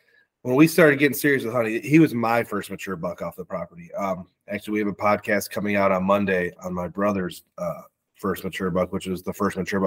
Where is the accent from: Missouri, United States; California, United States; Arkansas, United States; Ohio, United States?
Ohio, United States; born or raised there